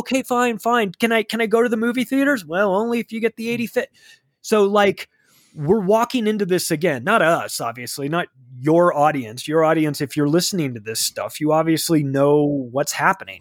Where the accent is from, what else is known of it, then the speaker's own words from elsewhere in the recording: California, United States; moved away; I don't live in California anymore, but I've lived there for thirty-five years, so I can speak as a Californian then.